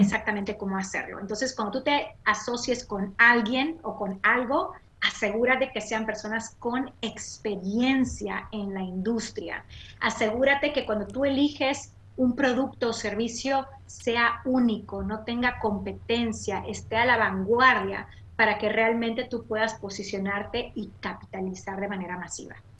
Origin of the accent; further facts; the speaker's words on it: Mérida, Yucatán, Mexico; moved away as an adult; now in United States; yo soy de Mérida, Yucatán, México. Nací y crecí en la Blanca Mérida.